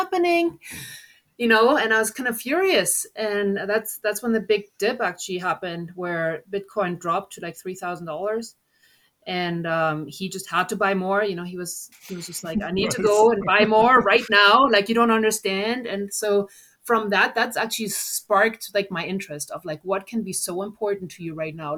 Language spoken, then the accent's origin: English; Germany; moved away as an adult; also born or lived in United States; I'm originally from Germany. So, you know, coming to the US